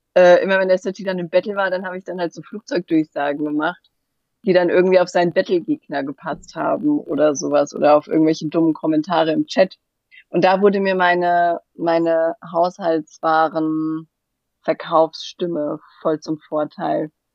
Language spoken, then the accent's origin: German; Hesse, Germany; accent: Hessian; wegen meinem hessischen hessischen Dialekt